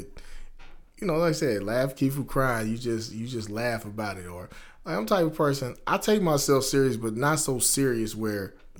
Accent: Dayton, Ohio, United States; I grew up in Westwood here in Dayton, Ohio.

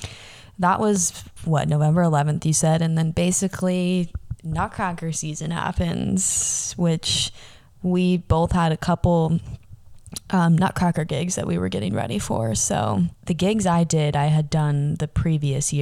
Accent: San Diego, California, United States; my friend Fernando, who I grew up with in San Diego

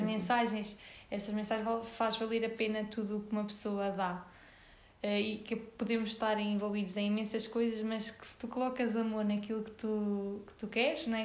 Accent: Sernancelhe, Viseu, Portugal; moved away as an adult; now in Viseu, Portugal; Eu sou de Sernancelha, de uma pequena aldeia de lá.

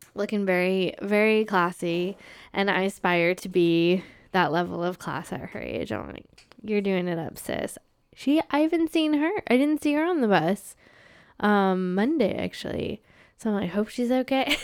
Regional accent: United States; now in Canada; someone who's an American

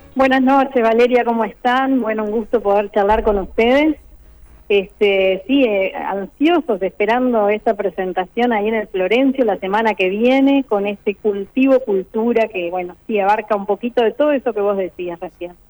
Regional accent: Uruguay; muchos uruguayos, la mayoría venimos de culturas migratorias de Italia, de España

